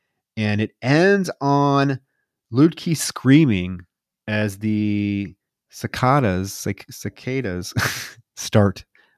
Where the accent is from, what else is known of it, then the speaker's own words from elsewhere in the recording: Midwest, United States; You know, I grew up in the Midwest fishing. My parents were huge fishers.